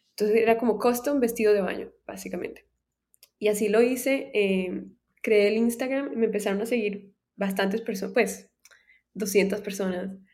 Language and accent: Spanish; Cartagena, Bolívar, Colombia; now in United States; yo vivía en Cartagena, yo crecí en Cartagena